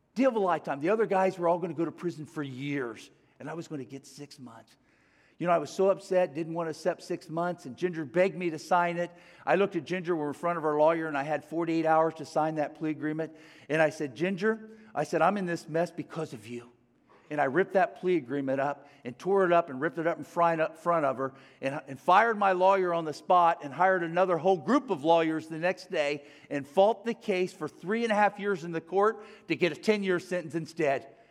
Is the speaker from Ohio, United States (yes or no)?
yes; Cincinnati, Ohio, United States; I grew up in Cincinnati, Ohio